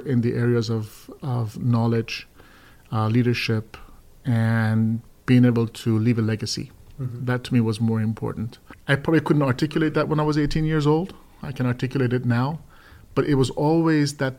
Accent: Iran; now in United States; I was born in Iran.

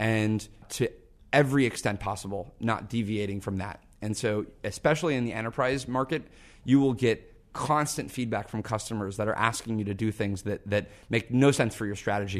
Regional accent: Seattle, Washington, United States; I grew up in Seattle

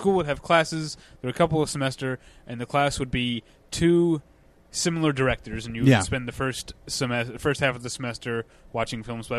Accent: St. Louis, Missouri, United States; I'm from St. Louis where the zoo is free and great.

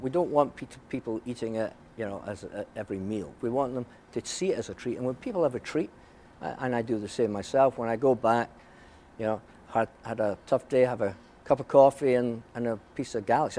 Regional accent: Scotland, United Kingdom; moved away; when I was their age, growing up in Scotland

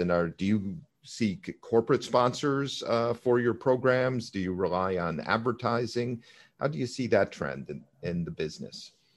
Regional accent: Virginia, United States; Virginia, here in the United States, I might add, uh, my home state.

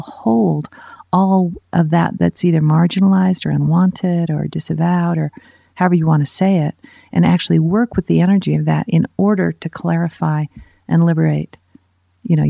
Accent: United States; I'm an American

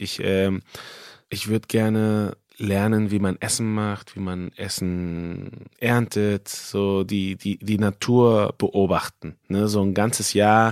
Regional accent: Mexico; moved away as an adult; now in Germany; als äh, Mexikaner

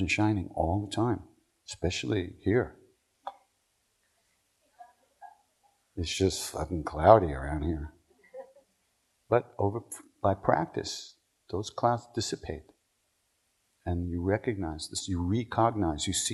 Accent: New Hyde Park, New York, United States; moved away; I went to Herrick's in New Hyde Park

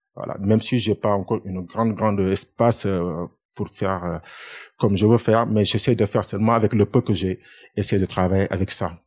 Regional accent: Dakar, Senegal; moved away as an adult; now in France; Je suis né à Dakar et j'ai fait mes études à Dakar.

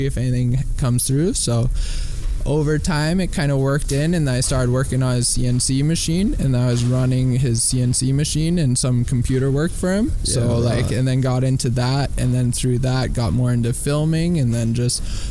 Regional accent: San Rafael, California, United States; moved away as an adult; also born or lived in Santa Cruz, California; now in Hawaii, United States; I moved from San Francisco. I grew up in San Francisco, California, just north in, like, San Rafael

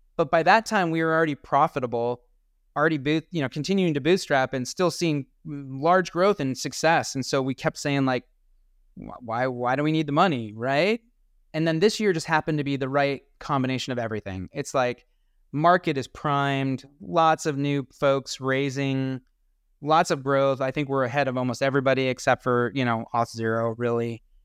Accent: Colorado, United States; I'm from Colorado

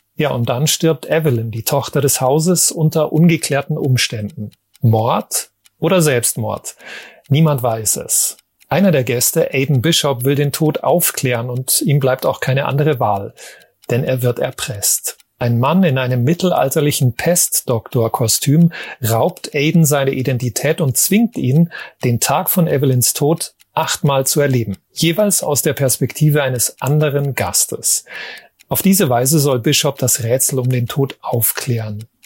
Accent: Germany; bei uns in Deutschland

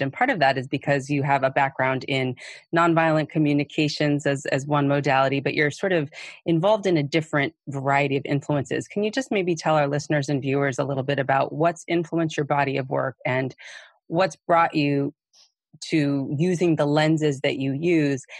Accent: New York City, New York, United States; also born or lived in Massachusetts; I am from Brooklyn, New York

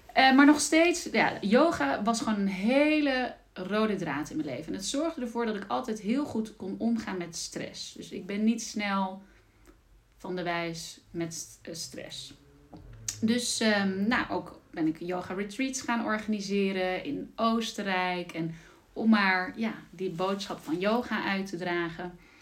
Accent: Zeelandic Flanders, Netherlands; moved away as an adult; also born or lived in Amsterdam; Ik ben zelf eh, opgegroeid in uh, Zeeuws-Vlaanderen

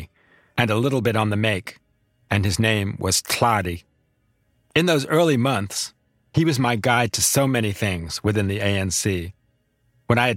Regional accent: United States; as an American

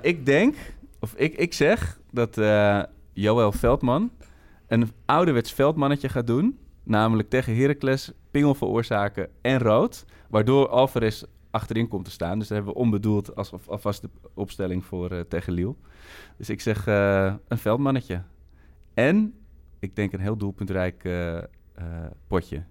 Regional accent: Amsterdam, North Holland, Netherlands; ik kom uit Amsterdam

